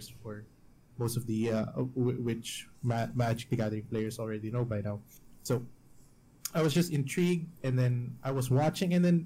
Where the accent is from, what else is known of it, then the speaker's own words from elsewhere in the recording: Baguio, Cordillera Administrative Region, Philippines; moved away as an adult; also born or lived in Metro Manila, Philippines; My hometown is in the mountains